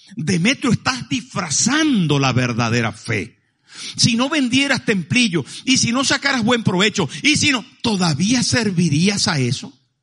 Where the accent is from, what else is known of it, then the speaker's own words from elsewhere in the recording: Maracaibo, Zulia, Venezuela; moved away; mi pueblo, en Maracaibo